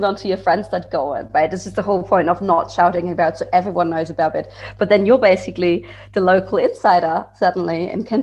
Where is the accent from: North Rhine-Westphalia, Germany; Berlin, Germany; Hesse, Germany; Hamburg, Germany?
Hesse, Germany; Frankfurt; moved away as an adult; also born or lived in Bavaria; I'm from Frankfurt originally, so I didn't even drink beer. But then I moved to Bavaria for studying